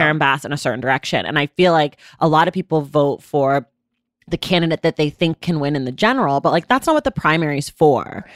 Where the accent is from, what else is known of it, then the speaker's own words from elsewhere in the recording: Oakland, California, United States; I am from Oakland, California.